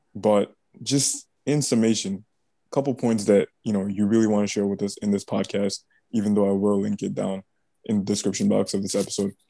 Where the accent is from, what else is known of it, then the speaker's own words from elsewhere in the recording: Bangladesh; I'm from Bangladesh